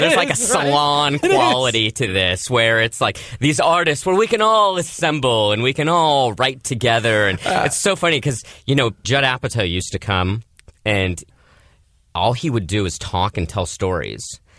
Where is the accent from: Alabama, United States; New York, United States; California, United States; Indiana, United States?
California, United States; Manhattan Beach; Manhattan Beach, California. The rough and tumble streets of Manhattan Beach.